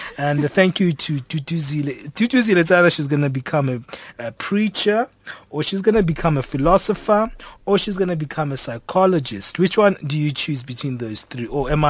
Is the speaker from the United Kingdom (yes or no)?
no; South Africa; sometimes South Africans, we've got the thing that I'm South African